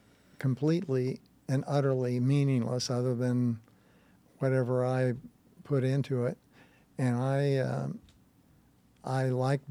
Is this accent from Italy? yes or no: no; Kansas City, Missouri, United States; moved away; No, I'm from Kansas City. Okay. Kansas City Hayseed is what I call myself. And grew up there.